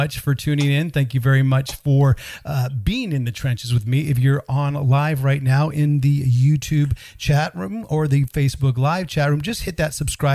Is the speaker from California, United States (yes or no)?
yes; Northern California, United States; I'm a California man born and raised in Northern California